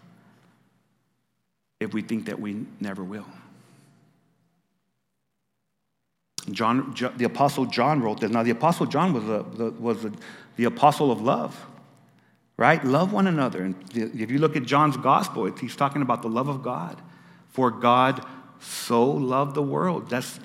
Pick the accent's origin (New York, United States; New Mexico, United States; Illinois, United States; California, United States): New Mexico, United States; when I was growing up in New Mexico, one of the most used phrases in our Spanglish was not even.